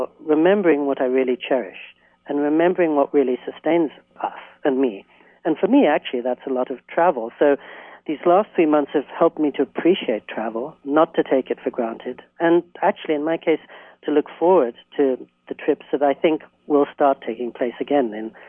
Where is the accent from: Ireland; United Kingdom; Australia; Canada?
United Kingdom; England; now in United States; When I was a little boy growing up in England, I was so excited to come to the U.S.